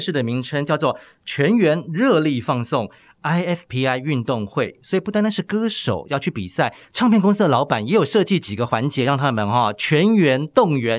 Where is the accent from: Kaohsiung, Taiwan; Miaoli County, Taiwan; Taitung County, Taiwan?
Miaoli County, Taiwan; 我是苗栗的孩子